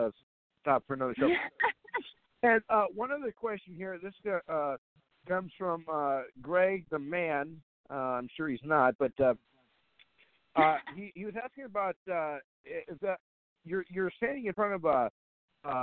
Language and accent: English; Fargo, North Dakota, United States; here in my hometown